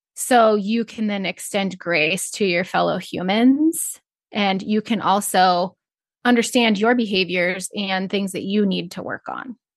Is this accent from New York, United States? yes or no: no; Northeast Nebraska, United States; I grew up in Northeast Nebraska on a small feed yard.